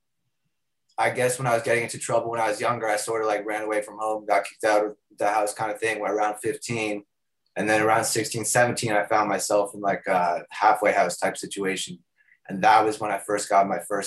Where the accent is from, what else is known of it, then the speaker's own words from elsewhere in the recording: Toronto, Ontario, Canada; I'm an artist from Toronto